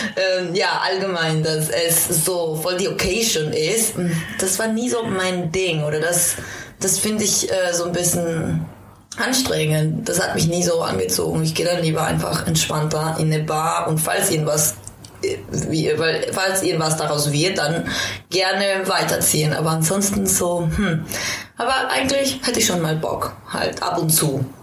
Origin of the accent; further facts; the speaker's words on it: Quito, Pichincha, Ecuador; now in Berlin, Germany; Ich komme ja auch aus Quito und Quito liegt sehr hoch